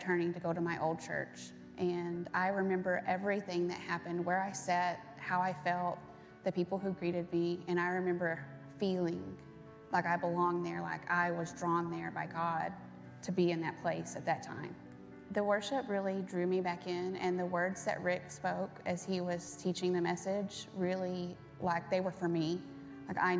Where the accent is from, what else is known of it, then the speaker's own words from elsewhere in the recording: Burleson, Texas, United States; I grew up in Burleson